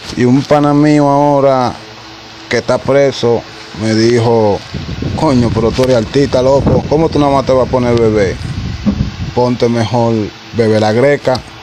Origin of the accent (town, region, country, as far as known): Dominican Republic